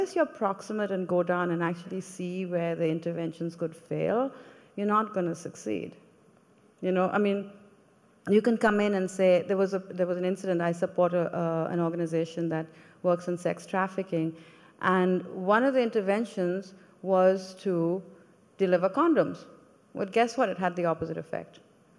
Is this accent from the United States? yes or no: no; India; When I came from India, I wasn't a woman of color. Everybody looked like me, right?